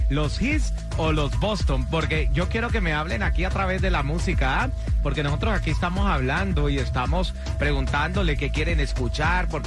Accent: Santo Domingo, Distrito Nacional, Dominican Republic; Eh, yo soy de, de Santo Domingo, soy yo.

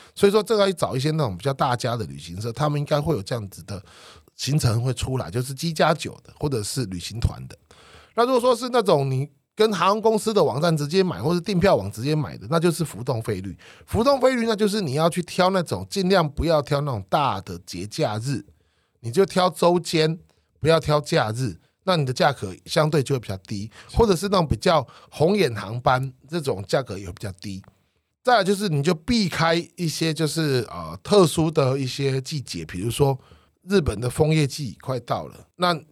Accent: Penghu County, Taiwan; 我的家乡澎湖

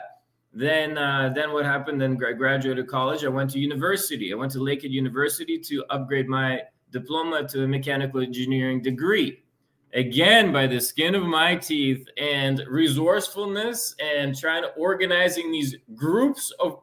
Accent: Lviv, Lviv Oblast, Ukraine; moved away; also born or lived in London, Ontario; I was born in Lviv, Ukraine, a very western part of Ukraine, close to Poland, Eastern Europe

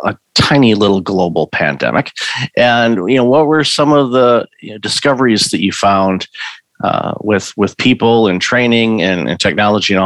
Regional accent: Detroit, Michigan, United States; moved away; also born or lived in Windsor, Ontario, Canada; I'm originally from Detroit, so Midwest industrial auto sector, of course, for Detroit, and lived for a period of time in Windsor, Ontario

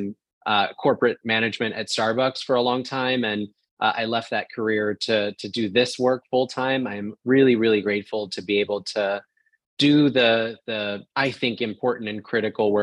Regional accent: rural town outside of Portland, Oregon, United States; moved away as an adult; also born or lived in Orlando, Florida; I grew up in a rural town outside of Portland, Oregon

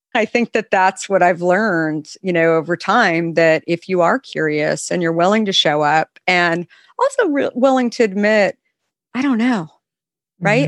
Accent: West Coast, United States; I grew up on the West Coast

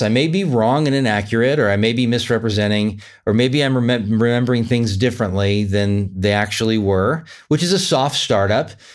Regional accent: Sacramento, California, United States; moved away; Sacramento, California, my hometown

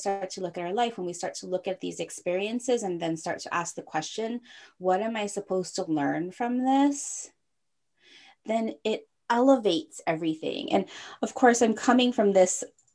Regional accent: Hawaii, United States; now in San Francisco, United States; I grew up in Hawaii, but I'm not Hawaiian blooded

